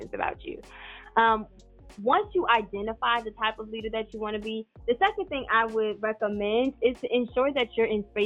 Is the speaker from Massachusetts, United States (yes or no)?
no; Paterson, New Jersey, United States; accent: New Jersey; I'm originally from Paterson, New Jersey